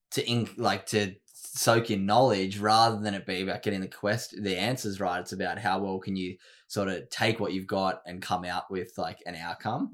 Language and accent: English; Sydney, New South Wales, Australia; moved away as an adult; now in Gold Coast, Australia; I grew up in Sydney